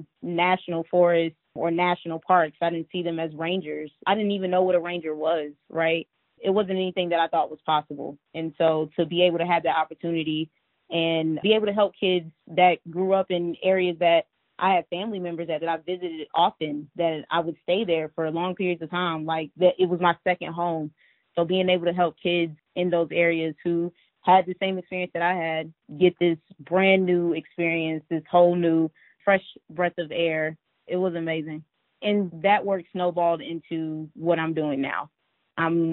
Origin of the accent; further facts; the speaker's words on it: Georgia, United States; I grew up in Georgia with my mom and dad, my sister and my brother